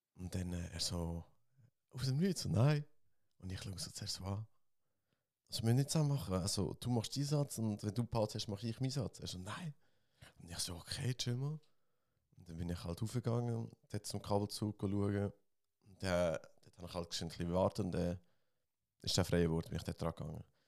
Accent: Switzerland; ich bin auch Schweizer

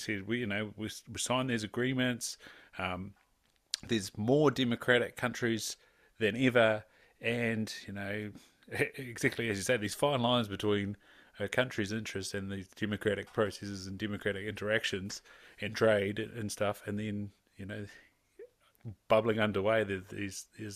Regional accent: Southland, New Zealand; Irish descendant growing up in Southland

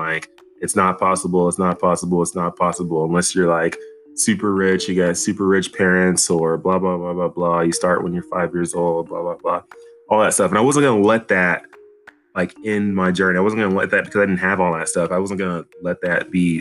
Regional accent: Dallas, Texas, United States; I grew up in Dallas, Texas

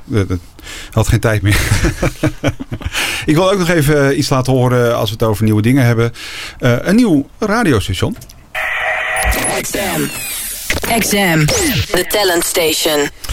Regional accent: Netherlands; als Nederlandse

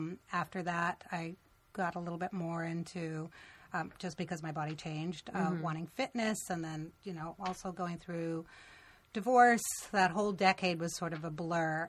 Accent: Canada; moved away as an adult; now in United States; I grew up in Canada, and I moved to the States in 1986, so I was 23 years old.

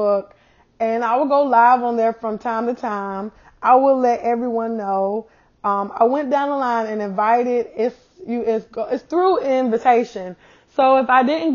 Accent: South Carolina, United States; moved away as an adult; now in Texas, United States; I'm from South Carolina, and I moved to Texas 2 years ago. I live in South Carolina all my life

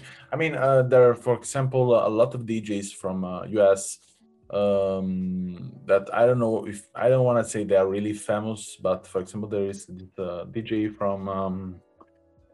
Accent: Naples, Campania, Italy; I'm from Naples.

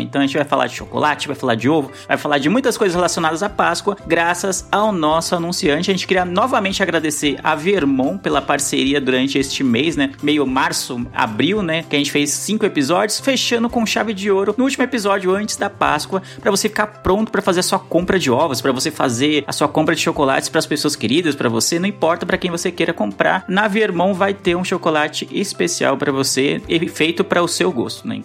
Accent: São Paulo, Brazil; eu sou de São Paulo, o Lu falou que eu sou da Zona Leste.

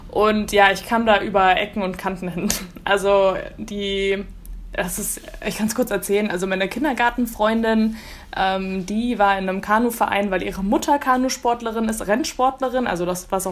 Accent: Berlin, Germany; Genau, genau. Ich komme aus Berlin.

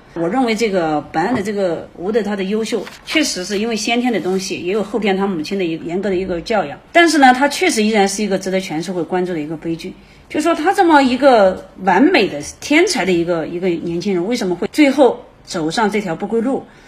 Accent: China; 我们中国人长期的一个家庭伦理

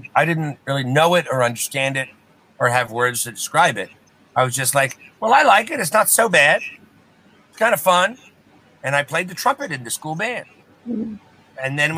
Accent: Westchester, New York, United States; moved away; I grew up in Westchester

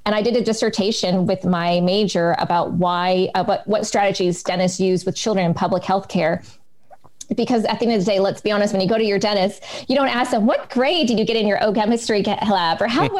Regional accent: West Coast, United States; accent: American; and then my American accent starts slipping through. But yes, for me, home is back in the United States. I am definitely a West Coast girl.

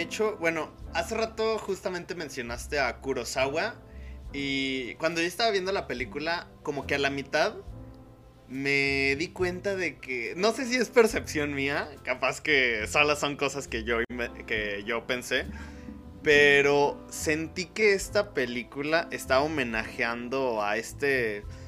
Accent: Mexico; Mora y yo pues somos de aquí de México

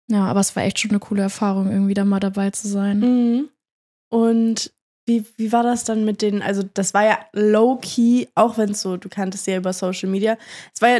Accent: near Oldenburg, Lower Saxony, Germany; Aus der Nähe von Oldenburg.

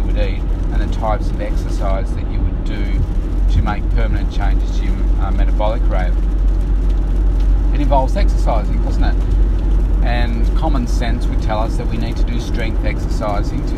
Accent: Bendigo, Victoria, Australia; when I was a kid, I was born in Bendigo

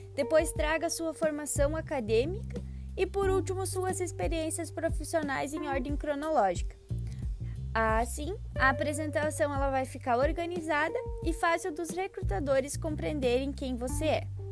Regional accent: Frederico Westphalen, Rio Grande do Sul, Brazil; sou natural de Frederico Westphalen, cidade localizada perto da divisa com Santa Catarina

